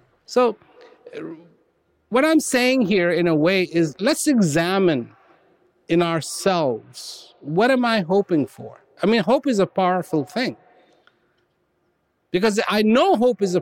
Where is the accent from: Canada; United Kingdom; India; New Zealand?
India; I was born in India